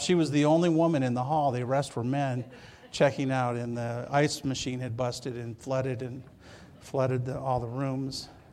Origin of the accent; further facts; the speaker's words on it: Michigan, United States; moved away as an adult; also born or lived in Seattle; now in California, United States; I grew up in Michigan